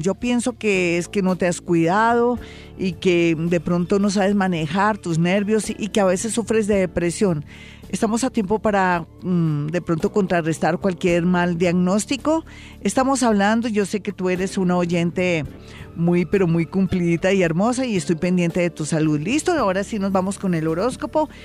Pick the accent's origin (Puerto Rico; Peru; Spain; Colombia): Colombia; somos colombianos